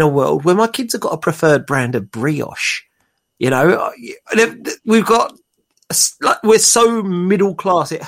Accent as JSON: {"language": "English", "region": "London", "country": "United Kingdom", "moved": "as an adult", "lives_now": "Kent, United Kingdom", "said": "I'm from North London"}